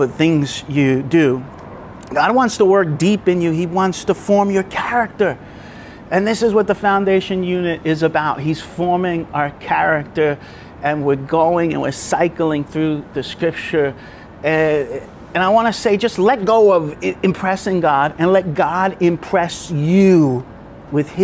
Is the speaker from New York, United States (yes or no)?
yes; New York, United States; now in Brisbane, Australia; I'm from New York